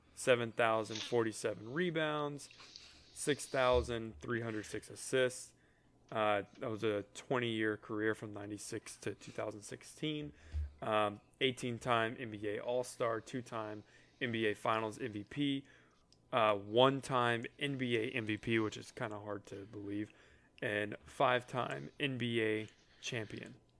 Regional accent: Atlanta, Georgia, United States; when you're growing up in Atlanta and you're in a, and you're a Braves fan

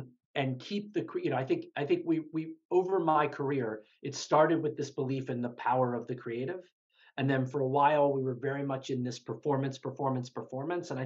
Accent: Baltimore, Maryland, United States; I grew up in Baltimore, actually, Baltimore City

